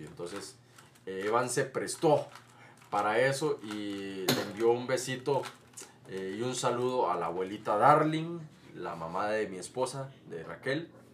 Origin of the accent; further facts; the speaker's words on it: Costa Rica; Aquí en mi país, Costa Rica